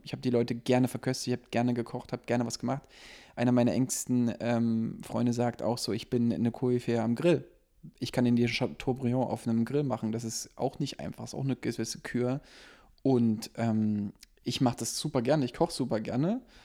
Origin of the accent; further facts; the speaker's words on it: East Germany, Germany; ich bin Ossi